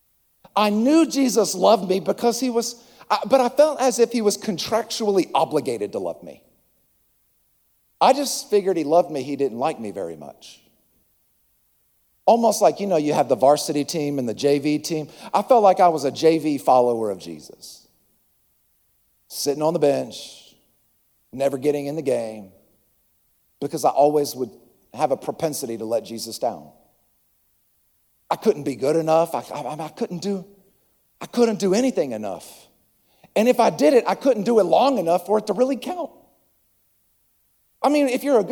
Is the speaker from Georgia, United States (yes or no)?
yes; Acworth, Georgia, United States; I'm from Atlanta. I'm actually from Ackworth, but you've never heard of Ackworth.